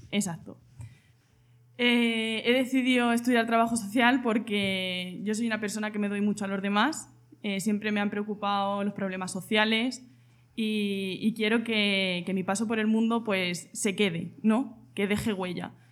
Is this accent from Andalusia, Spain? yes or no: no; Argamasilla de Alba, Castilla-La Mancha, Spain; yo vengo de Argamasilla de Alba, un pueblo de Ciudad Real